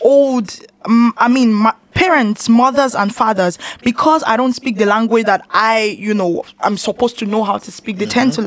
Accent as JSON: {"language": "English", "country": "Nigeria", "also_born_or_lived": "Lagos, Nigeria", "moved": "yes", "lives_now": "Austria", "said": "I'm from Nigeria and we have over 36 ethnic groups"}